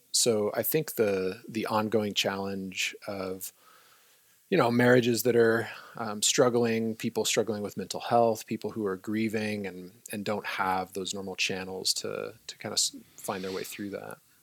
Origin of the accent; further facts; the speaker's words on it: California, United States; now in Newberg, United States; I'm from California originally